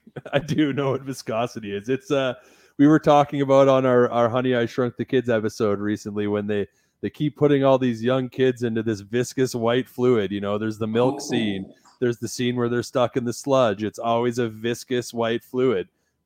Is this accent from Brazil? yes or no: no; Kindersley, Saskatchewan, Canada; also born or lived in Vancouver, Canada; now in Redwater, Canada; I'm from Kindersley originally. Right. Kindersley. Yeah. So it's kind of like the main drug hub is what I call it.